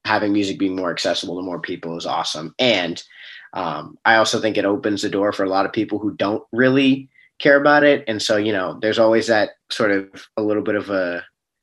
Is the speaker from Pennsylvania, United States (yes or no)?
no; Bellevue, Washington, United States; I actually grew up in Bellevue